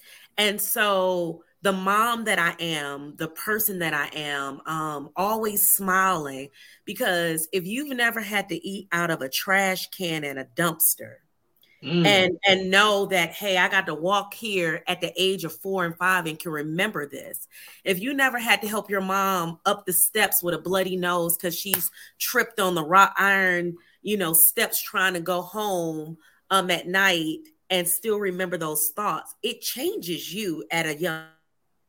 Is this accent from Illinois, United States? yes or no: no; Atlanta, Georgia, United States; born there; also born or lived in Cleveland, Ohio; I was born in Atlanta, Georgia, ended up joining the Navy from Cleveland, Ohio.